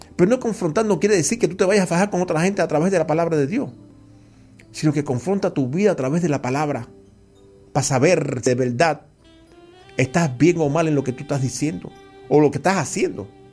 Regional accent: Cuba; yo no soy cubano mesiánico

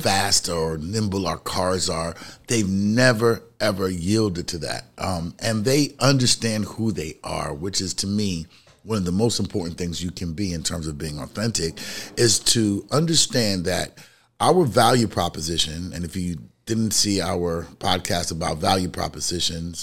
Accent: New York City, New York, United States; I'm from the city, I'm from the Bronx, New York.

